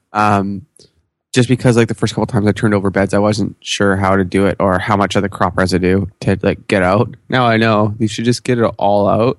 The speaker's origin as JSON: {"language": "English", "country": "Canada", "said": "I'm Canadian"}